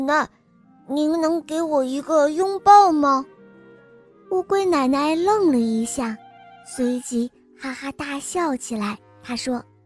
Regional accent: Xinxiang, Henan, China; 我今年六岁了，我来自新乡

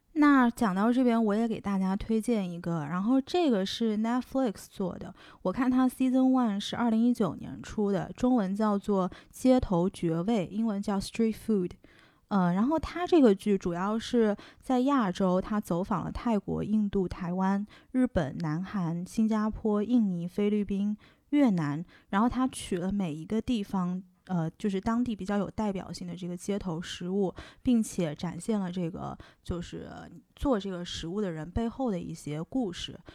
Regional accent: southern China, China; now in Shanghai, China; 作为一个南方人，我小时候是没有吃过煎饼果子这个东西的

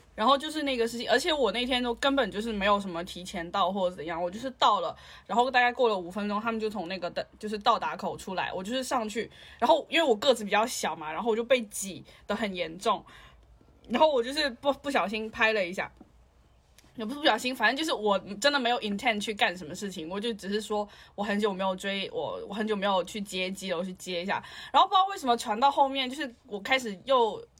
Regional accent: China; moved away; 是中国人，我在外面

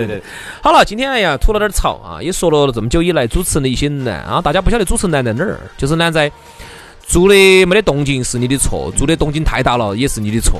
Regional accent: Chengdu, Sichuan, China; accent: Chengdu dialect

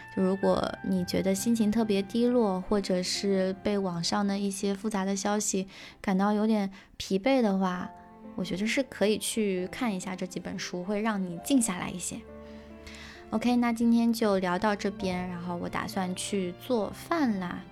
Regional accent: Zhejiang, China; 我小时候是在浙江的一个山区的农村长大的嘛

